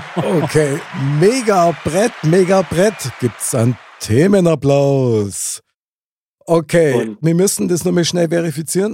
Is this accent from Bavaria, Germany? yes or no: yes; Munich, Bavaria, Germany; Ich bin ja in München geboren und aufgewachsen